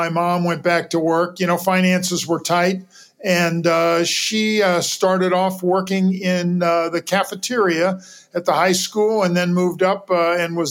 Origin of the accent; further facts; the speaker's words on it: Edwardsville, Illinois, United States; also born or lived in St. Louis, Missouri; So I grew up in the Mississippi River bottom initially. When I was 11, we moved up the bluff to a town called Edwardsville